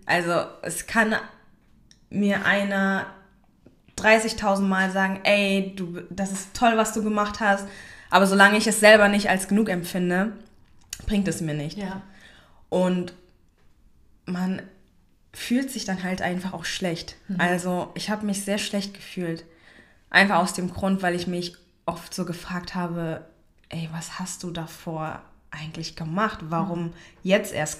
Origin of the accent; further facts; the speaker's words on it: Germany; ich, die mhm. hier geboren ist und aufgewachsen ist